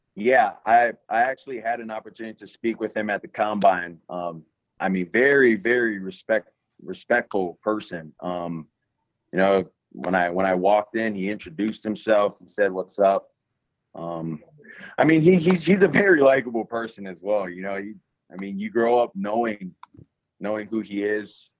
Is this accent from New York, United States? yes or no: no; Hawaii, United States; moved away; I'm from Hawaii. I'm kid from an island